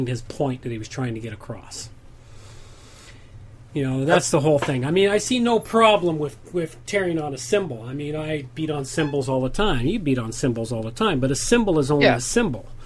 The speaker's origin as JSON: {"language": "English", "country": "Canada"}